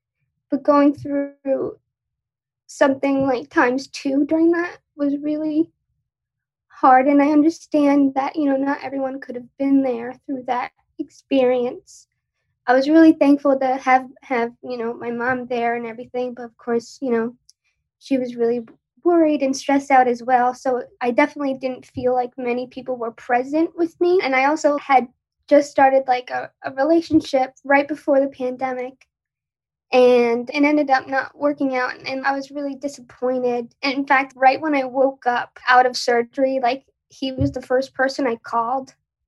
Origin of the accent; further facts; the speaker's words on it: Long Island, New York, United States; So I'm from New York, Long Island.